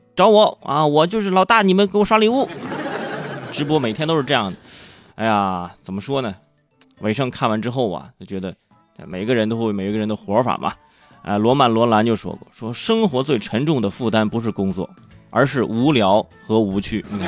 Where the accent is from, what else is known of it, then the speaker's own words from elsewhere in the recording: Cangzhou, Hebei, China; 我是生在河北沧州，呃，我们那儿呢是个武术之乡